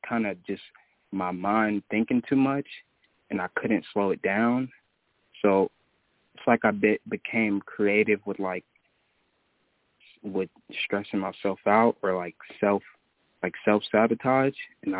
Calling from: Jackson, Tennessee, United States; I'm calling from Tennessee.

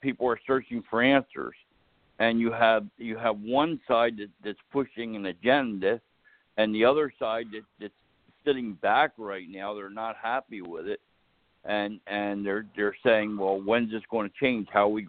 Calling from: New Jersey, United States; I'm calling from New Jersey.

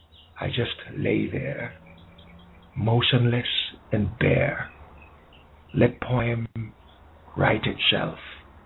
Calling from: Jamaica

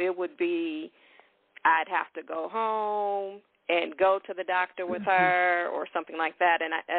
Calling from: Chicago, Illinois, United States; I'm calling from Chicago.

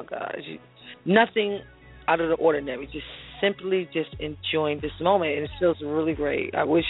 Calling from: Jersey City, New Jersey, United States; I'm calling from Jersey City, New Jersey.

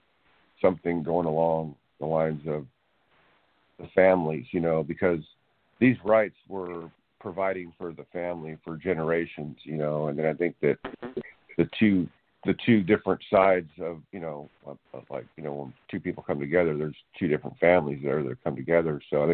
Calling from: California, United States; I'm calling from California.

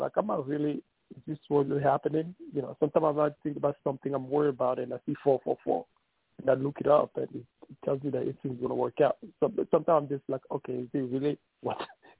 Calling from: New York City, New York, United States; New York City.

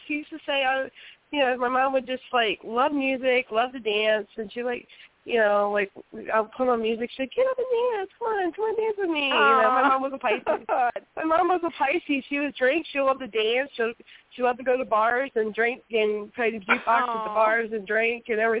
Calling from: Hinton, West Virginia, United States; Yes, I'm calling from Hinton, West Virginia.

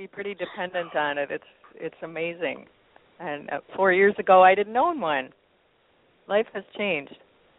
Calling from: Portland, Oregon, United States; I'm calling from Portland, Oregon.

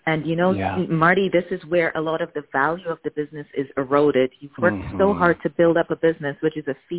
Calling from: Amsterdam, North Holland, Netherlands; I am calling from Amsterdam in the Netherlands.

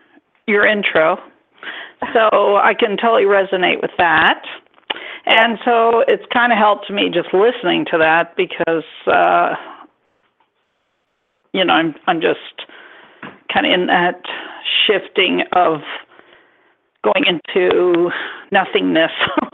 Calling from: Northern California, United States; I'm calling from Northern California.

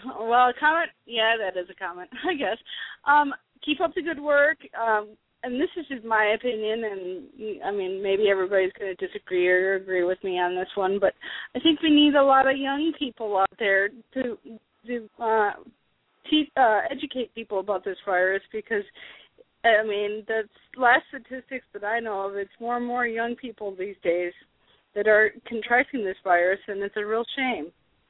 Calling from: Delaware, United States; from Delaware.

